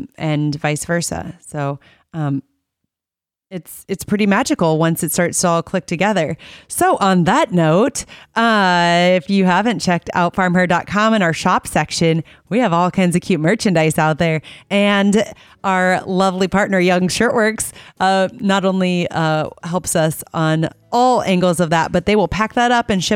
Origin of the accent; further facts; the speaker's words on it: Iowa, United States; I'm a photographer from Iowa